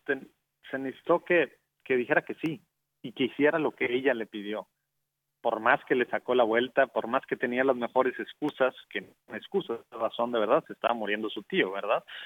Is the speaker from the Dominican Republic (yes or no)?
no; Mexico; now in Dallas, United States